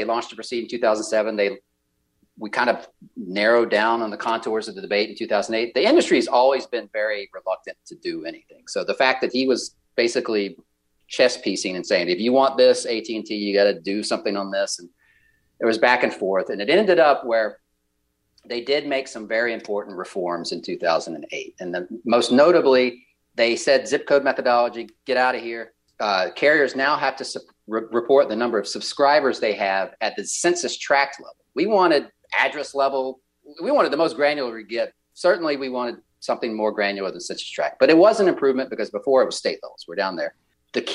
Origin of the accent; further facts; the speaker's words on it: the South, United States; I'm from the South, so I get to say this.